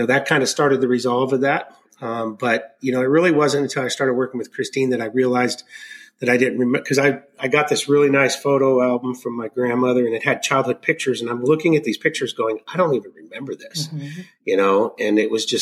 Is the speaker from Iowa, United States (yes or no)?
no; Arkansas, United States; I was born in Arkansas